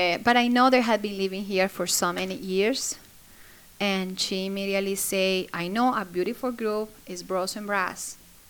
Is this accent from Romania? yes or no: no; Colombia; English is a second language; moved away as an adult; also born or lived in Florida, United States; now in West Virginia, United States; I'm from Colombia. I used to live in Florida. I lived there for 15 years. And then I moved here to West Virginia with my husband and my two kids.